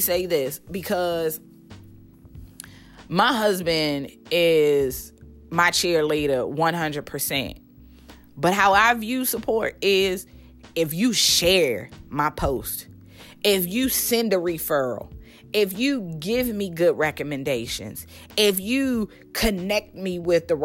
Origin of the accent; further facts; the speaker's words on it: Baltimore, Maryland, United States; now in Nashville, United States; I was raised in Baltimore, Maryland.